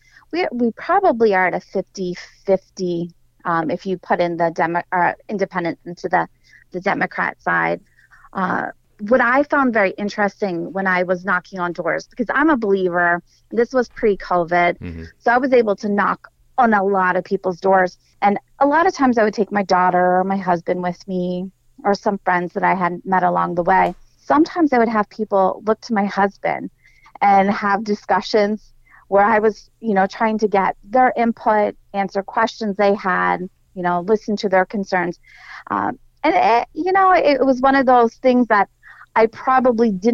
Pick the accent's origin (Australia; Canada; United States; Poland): United States; Dillsburg, Pennsylvania; also born or lived in Mechanicsburg, Pennsylvania; I was born and raised in Dillsburg